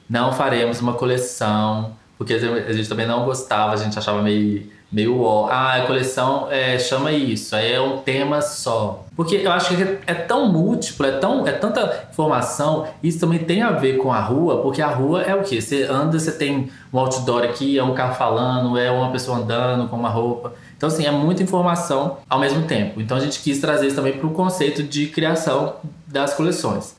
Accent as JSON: {"language": "Portuguese", "country": "Brazil", "said": "a gente é brasileiro"}